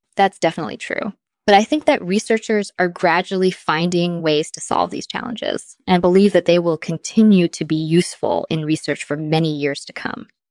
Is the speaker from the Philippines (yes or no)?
no; Israel; I grew up in Israel